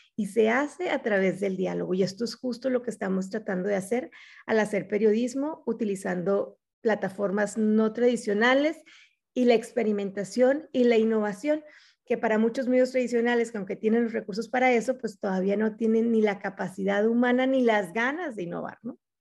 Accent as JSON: {"language": "Spanish", "country": "Mexico", "moved": "as an adult", "lives_now": "Arizona, United States", "said": "soy mexicana"}